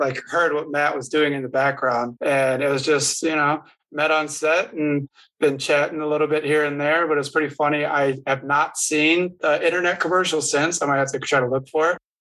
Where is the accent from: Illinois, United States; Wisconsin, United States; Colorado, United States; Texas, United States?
Wisconsin, United States; Milwaukee; I'm from Milwaukee